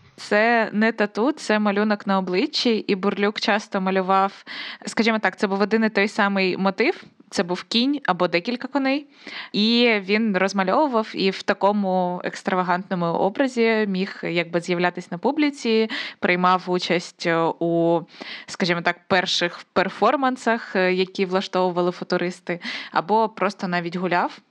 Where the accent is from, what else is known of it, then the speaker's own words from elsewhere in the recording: Konotop, Sumy Oblast, Ukraine; Я просто з Конотопа, це Сумська область